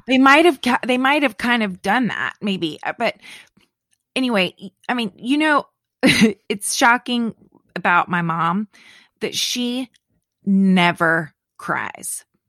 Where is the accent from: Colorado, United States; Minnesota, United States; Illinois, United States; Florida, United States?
Florida, United States; Leesburg; moved away; I was born, my hometown, Leesburg, is like a little over an hour from Cape Canaveral